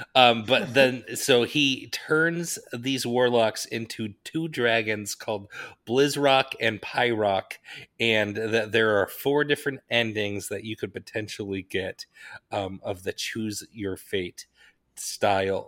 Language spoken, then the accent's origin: English; Wasatch Range, Utah, United States; I grew up in the Wasatch Range of the Rocky Mountains